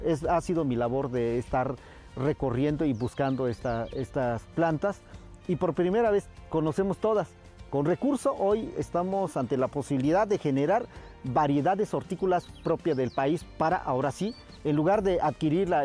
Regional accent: La Mixteca, Oaxaca, Mexico; Yo soy de la Mixteca, en Oaxaca

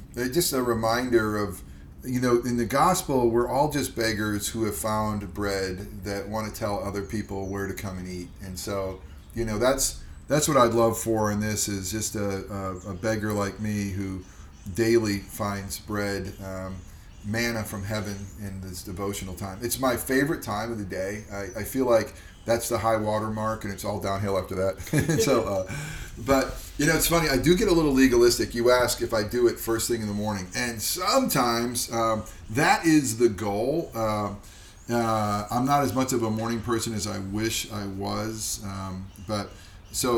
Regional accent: Upstate New York, United States; Upstate New York, actually

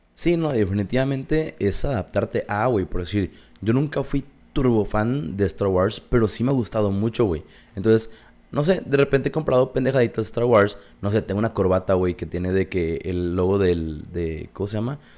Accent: Mexico; somos mexicanos

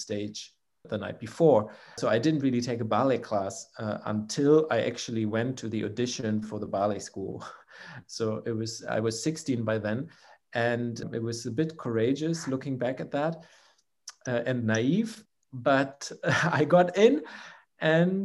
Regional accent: Germany; the company in my hometown

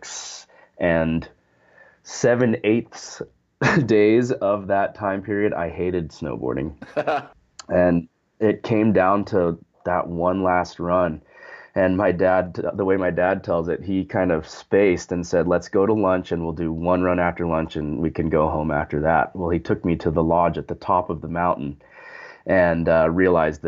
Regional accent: Sun Valley, Idaho, United States; I grew up in Sun Valley, Idaho

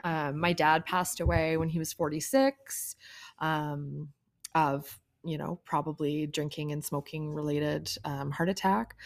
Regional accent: Kenora, Ontario, Canada; I grew up in Kenora, Ontario

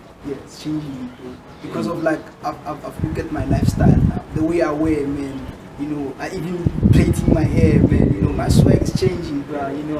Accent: Kagiso, Gauteng, South Africa; I'm from Kagiso.

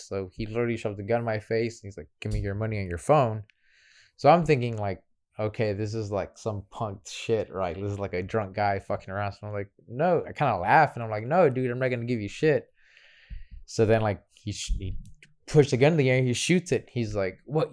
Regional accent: Houston, Texas, United States; I'm from Northside Houston

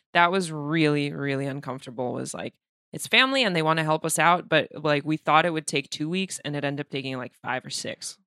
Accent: Moscow, Russia; moved away; I'm from Moscow

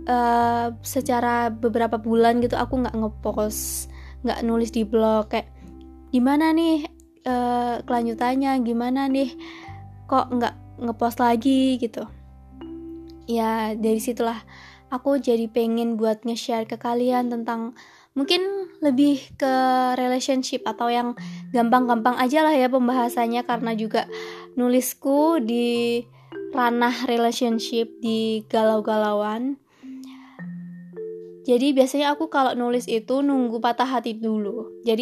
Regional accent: Malang, East Java, Indonesia; Aku asli Malang. Dari TK, SD, SMP, SMA sampai kuliah, nggak tahu kenapa kayak betah banget di Malang.

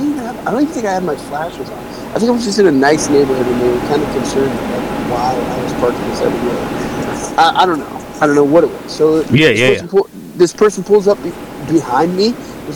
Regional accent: Washington, United States; now in San Diego, United States; I'm from Washington

